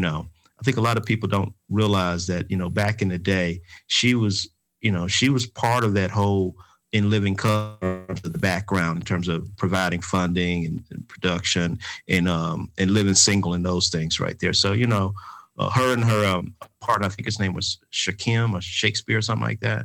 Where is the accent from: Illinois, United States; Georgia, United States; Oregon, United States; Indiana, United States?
Georgia, United States; Atlanta; Three of us uh, are from the Grove Park community in Atlanta, Georgia. We graduated from the Grove Park Elementary School in 1900